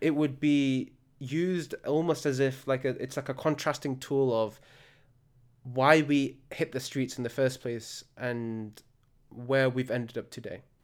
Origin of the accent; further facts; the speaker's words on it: Al Khums, Murqub, Libya; my hometown of Al Khums